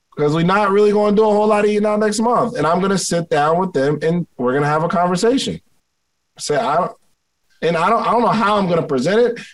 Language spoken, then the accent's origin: English; Willingboro, New Jersey, United States; growing up in Willingboro, New Jersey